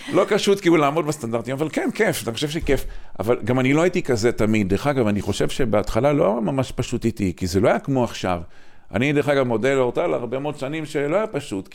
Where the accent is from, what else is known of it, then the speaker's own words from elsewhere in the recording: Kiryat Motzkin, Haifa District, Israel; אני גדלתי בקריית מוצקין